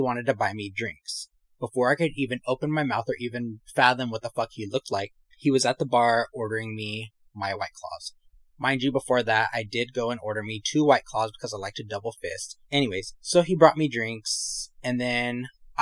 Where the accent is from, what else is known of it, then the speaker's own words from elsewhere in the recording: California, United States; accent: valley; I'm from here. But they told me I was very valley